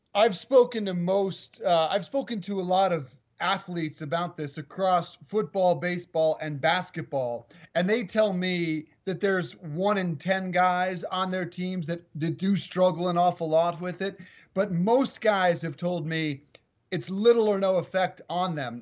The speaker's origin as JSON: {"language": "English", "region": "Colorado", "country": "United States", "tie": "born or raised there", "moved": "yes", "lives_now": "East Coast, United States", "said": "the altitude down here in Colorado, it is my home state, but it is devastating for a guy who lives on the East Coast"}